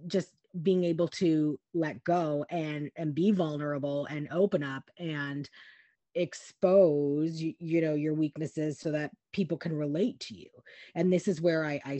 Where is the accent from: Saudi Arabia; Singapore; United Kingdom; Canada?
Canada; now in United States; we're Canadian, right? So we're living in the States